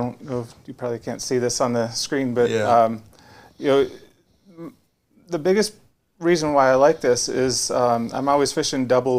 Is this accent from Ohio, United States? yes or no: no; Minnesota, United States; moved away; I grew up in Minnesota